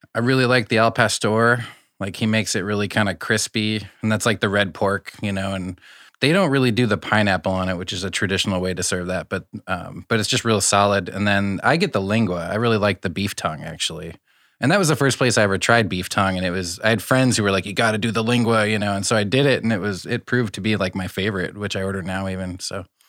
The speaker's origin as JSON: {"language": "English", "region": "Iowa", "country": "United States", "said": "I'm from Iowa, so we had Taco Bell, but, like, Taco John's was, like, the preference."}